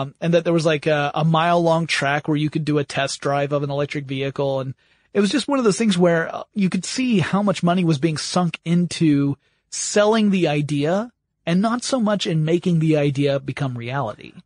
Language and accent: English; United States; being American